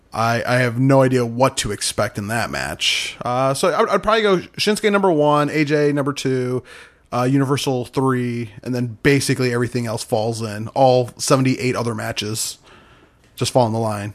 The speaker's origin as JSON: {"language": "English", "region": "Michigan", "country": "United States", "tie": "born or raised there", "moved": "yes", "said": "somewhere in my hometown"}